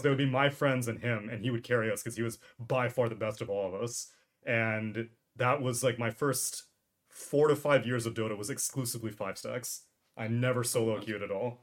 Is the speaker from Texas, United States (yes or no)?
yes; Houston, Texas, United States; grew up born and raised in Texas in mm. Houston, Texas.